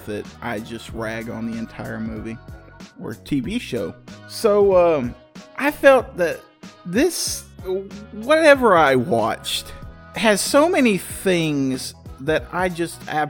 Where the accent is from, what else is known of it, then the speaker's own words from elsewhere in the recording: Texas, United States; being a Texan